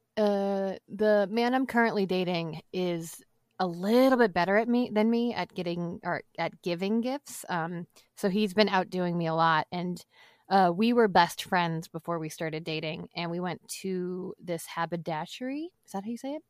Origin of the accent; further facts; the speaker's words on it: Boston, Massachusetts, United States; I'm from Boston, so I grew up eating a lot of seafood